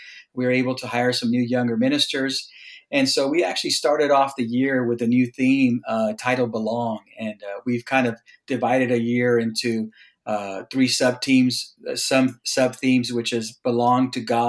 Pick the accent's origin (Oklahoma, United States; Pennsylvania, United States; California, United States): California, United States; Mecca; now in Los Angeles, United States; I grew up down in the Coachella Valley, down by Palm Springs, in a little town called Mecca